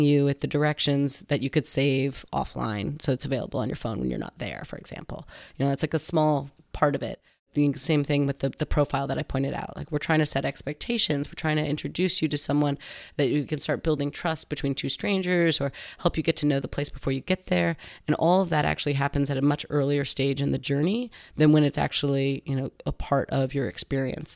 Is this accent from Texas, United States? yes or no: no; Westchester County, New York, United States; moved away as an adult; now in San Francisco, United States; I grew up in New York, um, Westchester County, which is just north of New York City